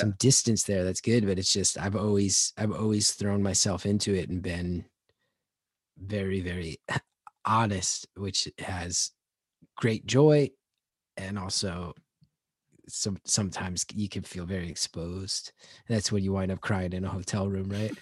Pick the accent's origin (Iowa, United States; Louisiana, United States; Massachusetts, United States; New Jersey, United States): New Jersey, United States; growing up in Jersey